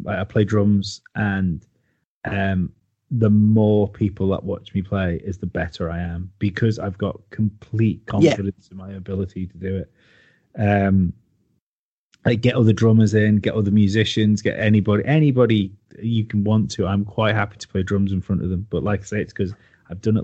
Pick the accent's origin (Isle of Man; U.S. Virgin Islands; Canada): Isle of Man; I come from the Isle of Man. It's only a small place.